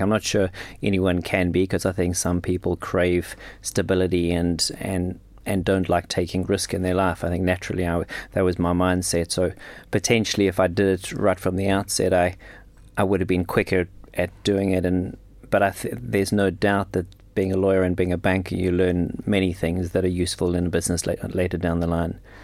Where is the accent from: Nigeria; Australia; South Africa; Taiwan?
South Africa; moved away as an adult; also born or lived in London / Switzerland / New York; I'm from South Africa. Grew up, grew up in South Africa.